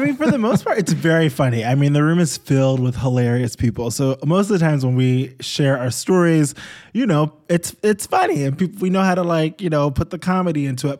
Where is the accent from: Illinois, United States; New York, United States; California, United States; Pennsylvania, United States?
New York, United States; I grew up in New York